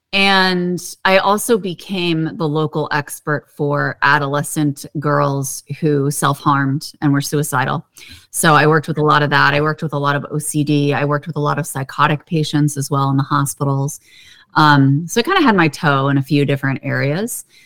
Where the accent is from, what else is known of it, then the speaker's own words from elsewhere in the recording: Pittsburgh, Pennsylvania, United States; I grew up in Pittsburgh, Pennsylvania, and that is like the city of hills